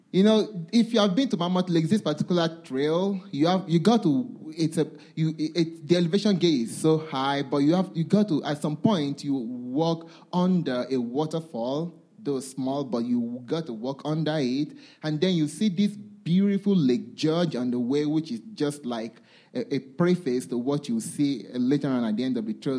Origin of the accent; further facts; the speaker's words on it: Nigeria; I come from Nigeria